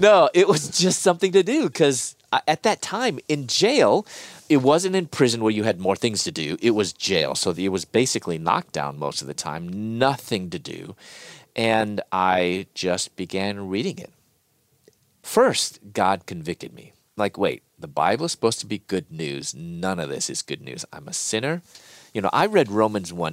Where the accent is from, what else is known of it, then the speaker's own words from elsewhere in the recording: Chicago, Illinois, United States; moved away as an adult; also born or lived in Louisville; I'm from Chicago, and living in Louisville at that time